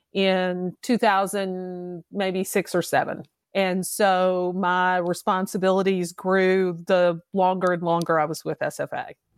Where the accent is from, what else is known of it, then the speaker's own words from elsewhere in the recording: Kentucky, United States; moved away as an adult; also born or lived in Mississippi; I'm a native Kentuckian. I grew up in Kentucky.